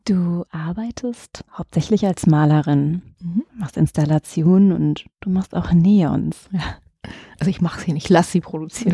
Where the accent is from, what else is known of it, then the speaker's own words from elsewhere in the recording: Dresden, Saxony, Germany; Ich komme aus Dresden, ich bin in der DDR geboren und aufgewachsen